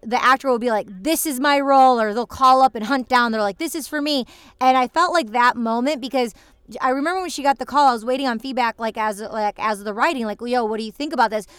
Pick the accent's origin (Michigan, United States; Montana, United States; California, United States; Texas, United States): Michigan, United States; moved away as an adult; also born or lived in Los Angeles / New York City; now in Los Angeles / New York City, United States; I'm visiting my family um, where I grew up in Michigan